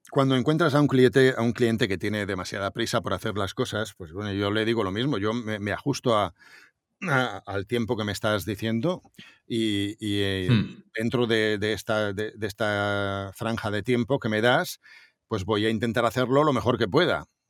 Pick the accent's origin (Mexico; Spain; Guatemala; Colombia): Spain; Montornès del Vallès, Catalonia; entro en la emisora municipal de Montornés, de mi pueblo